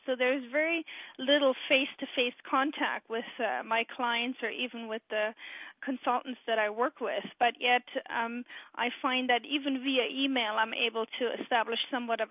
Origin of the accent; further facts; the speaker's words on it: close to the Frankfurt area, Hesse, Germany; moved away as an adult; now in Canada; I'm actually a German lady. I grew up in Germany, close to the Frankfurt area. So my background is German. I moved to Canada in the mid-90s